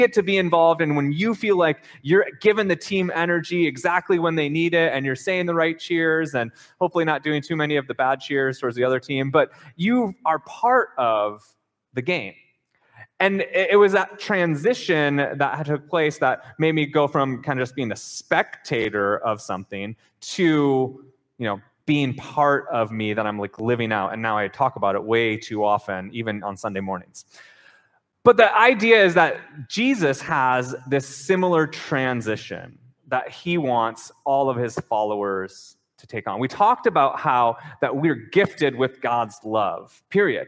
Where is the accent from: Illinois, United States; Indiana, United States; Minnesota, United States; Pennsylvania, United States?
Minnesota, United States; moved away as an adult; also born or lived in North Carolina; I grew up in Minnesota